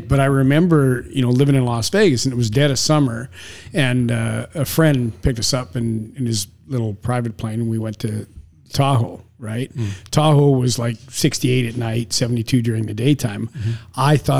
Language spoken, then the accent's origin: English; Canada; now in Florida, United States; I was born and raised in Canada.